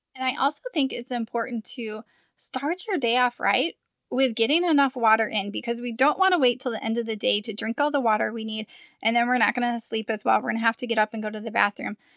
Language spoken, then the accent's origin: English; Midwest, United States; moved away as an adult; now in Arizona, United States; We're from the Midwest